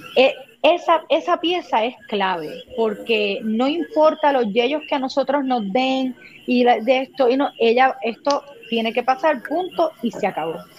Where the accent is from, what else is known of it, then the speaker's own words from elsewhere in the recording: Puerto Rico; soy una actriz puertorriqueña, llevo haciendo eh, teatro y cine en Puerto Rico muchos años